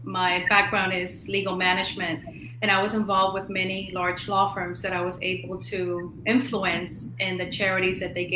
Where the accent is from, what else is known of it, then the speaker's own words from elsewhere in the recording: Miami, Florida, United States; also born or lived in Cuba; I was born in Cuba, was raised in Miami